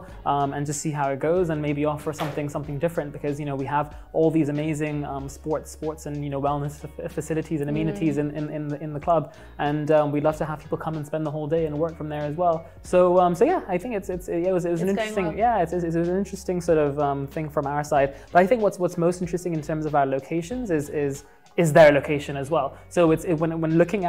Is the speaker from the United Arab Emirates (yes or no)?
yes; Dubai, United Arab Emirates; also born or lived in London, United Kingdom / Pakistan (ancestry); I grew up in Dubai, went to school here and high school here, moved to London